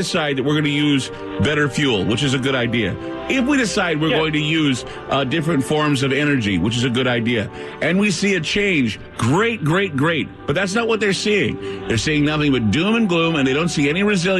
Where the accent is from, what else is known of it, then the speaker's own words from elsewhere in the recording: Portland, Oregon, United States; my hometown of Portland, Oregon